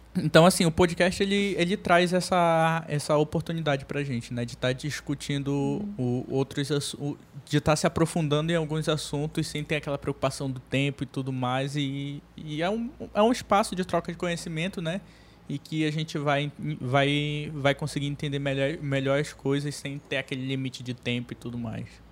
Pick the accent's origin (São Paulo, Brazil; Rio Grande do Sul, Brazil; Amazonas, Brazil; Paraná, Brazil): Amazonas, Brazil; Manaus; a gente é daqui de Manaus, né? Eu nasci aqui em Manaus.